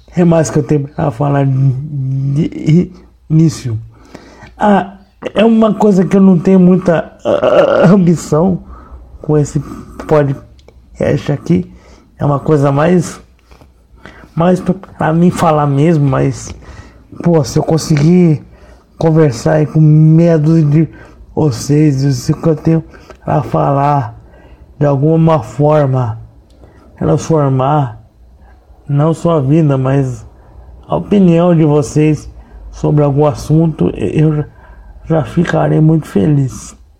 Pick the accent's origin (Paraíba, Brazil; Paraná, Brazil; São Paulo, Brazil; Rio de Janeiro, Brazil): São Paulo, Brazil; eu sou jornalista, eu sou de São Paulo